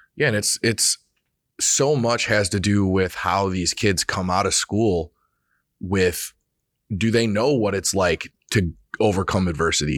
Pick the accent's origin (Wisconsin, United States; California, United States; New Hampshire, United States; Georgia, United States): Wisconsin, United States; Reedsburg; I'm from Reedsburg, right? Small